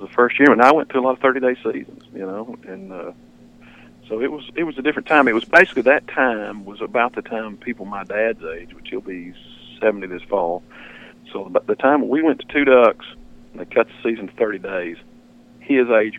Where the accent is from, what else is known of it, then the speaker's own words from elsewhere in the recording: Arkansas, United States; I grew up here in Arkansas, and we duck hunted